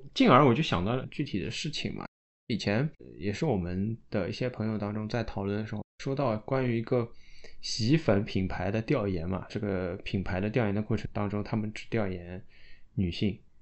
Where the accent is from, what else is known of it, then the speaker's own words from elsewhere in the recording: Shanghai, China; 我们上海